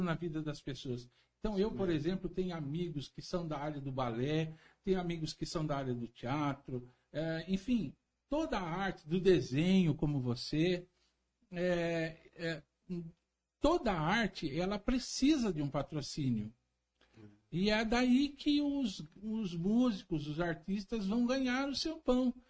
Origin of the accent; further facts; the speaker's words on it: Santa Bárbara d'Oeste, São Paulo, Brazil; eu sou apaixonado por Santa Bárbara do Oeste